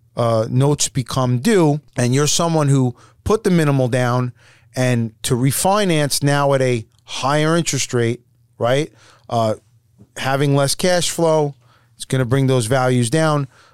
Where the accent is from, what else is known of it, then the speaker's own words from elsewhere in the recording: New York, United States; we're from New York